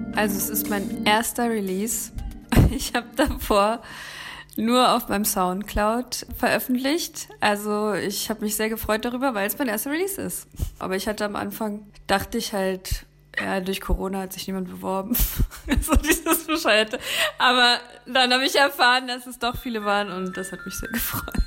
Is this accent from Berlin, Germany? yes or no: yes; Berlin, Germany; now in Leipzig, Germany; Bin eigentlich aus Berlin